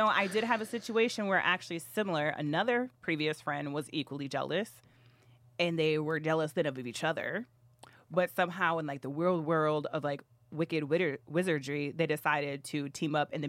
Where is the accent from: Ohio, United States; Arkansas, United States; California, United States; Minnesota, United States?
Minnesota, United States; I'm from Minnesota.